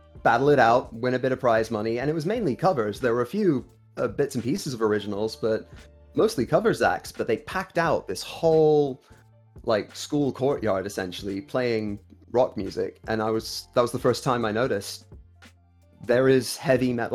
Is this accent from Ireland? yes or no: no; Kuwait; moved away as an adult; now in United Kingdom; Born and raised in Kuwait, lived there 19 years, moved here in 2011, here being the UK